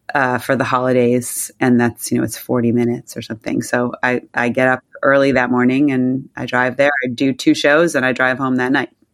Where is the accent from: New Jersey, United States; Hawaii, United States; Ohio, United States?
New Jersey, United States; moved away as an adult; also born or lived in Southern California / Manhattan; now in New York, United States; I grew up mostly in New Jersey